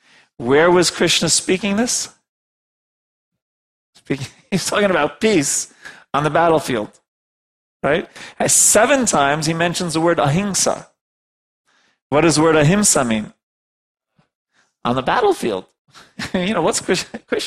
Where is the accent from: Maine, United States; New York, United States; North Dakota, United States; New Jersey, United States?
New York, United States; I'm from New York